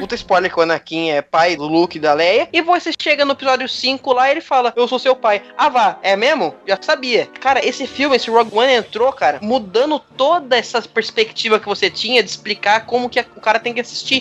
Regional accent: Pernambuco, Brazil; eu sou de Pernambuco

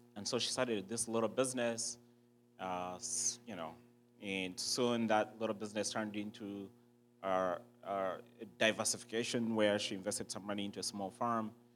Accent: Uganda; I was born and raised in Uganda.

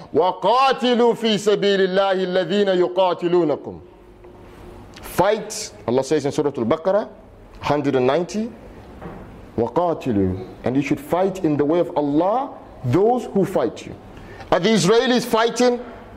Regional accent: United Kingdom; I'm British, but this is your ummah.

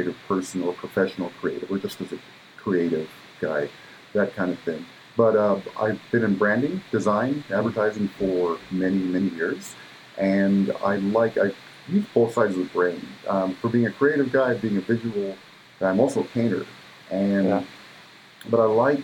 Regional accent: Parker, Arizona, United States; also born or lived in Mexico; I was born in Mexico, and I came to the U.S. when I was 3, and I grew up in Western Arizona, on near Parker, on the Colorado River Indian Reservation

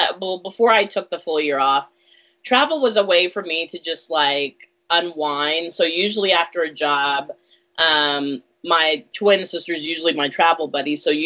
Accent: Virginia, United States; moved away as an adult; also born or lived in California / Texas / Germany; I was born in California, moved to Austin, Texas, then Germany, then to Abilene, Texas, then Virginia was where I spent half of middle school and all of high school

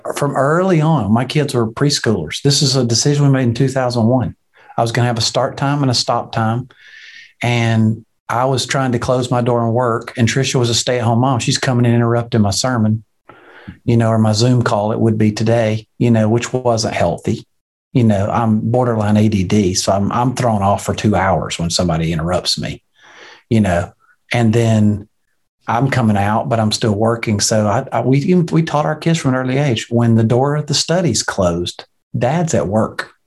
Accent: Alabama, United States; I'm from Alabama. We're 48th on every list.

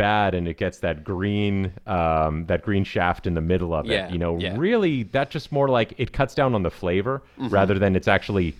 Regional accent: California, United States; but we are from Southern California, so it's very minorly international in that way.

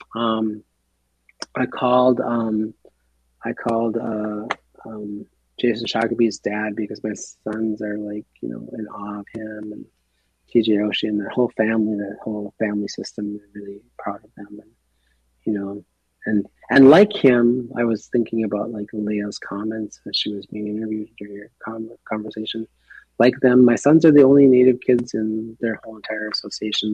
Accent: Minneapolis, Minnesota, United States; moved away; being a young man, growing up in the Twin Cities

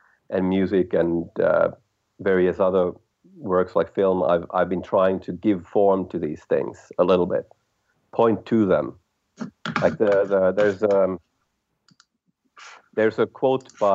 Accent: Helsinki, Uusimaa, Finland; My background is I'm from Helsinki, Finland

